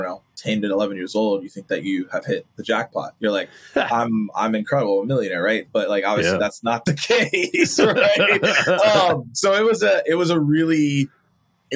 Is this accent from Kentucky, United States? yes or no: no; Atlanta, Georgia, United States; grew up, born and raised in Atlanta